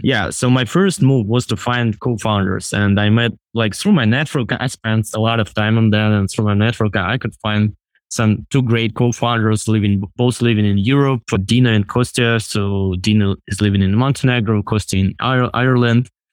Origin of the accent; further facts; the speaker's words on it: Russia; moved away as an adult; I'm originally from Russia and lived there until, like, twenty twenty, until when I was thirty-five.